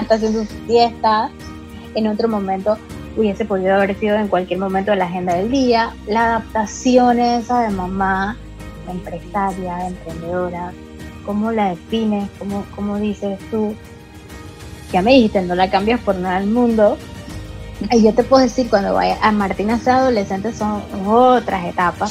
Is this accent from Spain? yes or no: no; Panama; muchísimas mujeres que somos panameñas